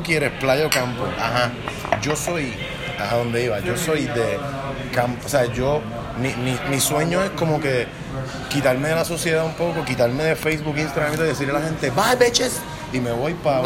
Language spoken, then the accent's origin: Spanish; Puerto Rico; mi experiencia como puertorriqueño